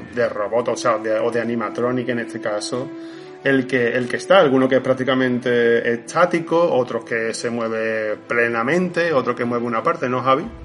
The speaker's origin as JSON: {"language": "Spanish", "area": "Montequinto", "region": "Andalusia", "country": "Spain", "said": "yo soy de Montequinto"}